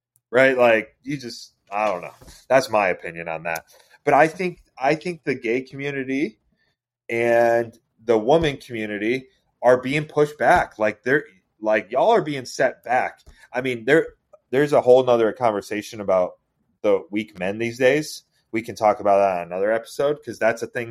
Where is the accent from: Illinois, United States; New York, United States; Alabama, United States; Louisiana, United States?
New York, United States; Seneca Falls; where I grew up in New York, birthplace of women's rights, right? Like Seneca Falls, New York